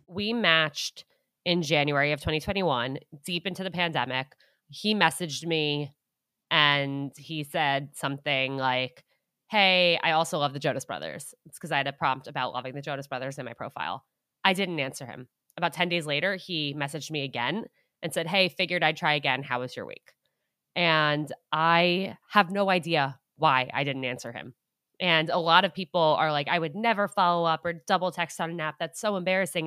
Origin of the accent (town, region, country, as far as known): Westchester County, New York, United States; born or raised there; also born or lived in Syracuse, New York; now in New York City, United States